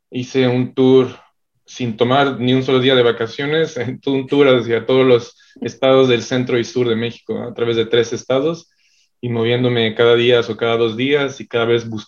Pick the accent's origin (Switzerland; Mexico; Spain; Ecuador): Switzerland; born there; Este, bueno, yo nací en Suiza, mi papá es suizo, mi mamá es mexicana y pues toda la vida he estado viajando bastante